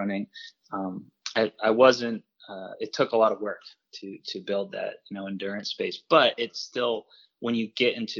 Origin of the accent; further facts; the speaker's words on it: Woodstock, Vermont, United States; I grew up in the woods in Vermont, basically. Yeah, if anybody's familiar with Vermont, I grew up in Woodstock